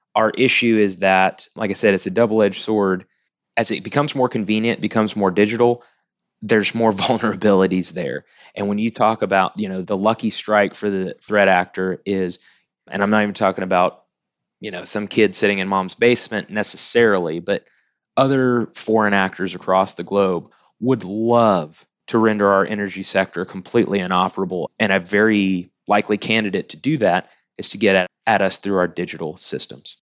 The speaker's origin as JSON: {"language": "English", "town": "Tuttle", "region": "Oklahoma", "country": "United States", "tie": "born or raised there", "also_born_or_lived": "Norman, Oklahoma", "said": "grew up in Tuttle, Oklahoma"}